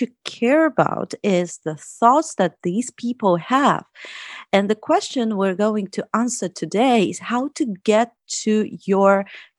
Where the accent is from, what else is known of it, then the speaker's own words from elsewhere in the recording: United States; now in Russia; I'm from the US, but I've been living in Russia for like 5 years.